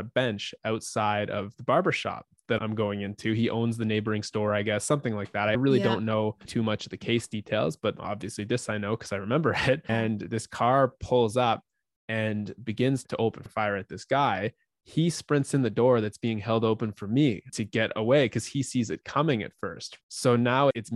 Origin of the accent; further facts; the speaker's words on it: Ottawa, Ontario, Canada; I grew up in Ottawa, Canada. I've been here my whole life.